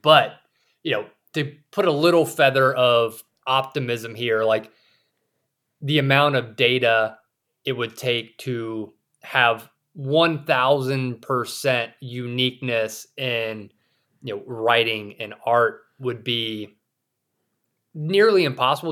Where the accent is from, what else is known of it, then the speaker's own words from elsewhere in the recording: South Carolina, United States; moved away as an adult; also born or lived in Saudi Arabia / Russia; now in Idaho, United States; I grew up in South Carolina, a rural area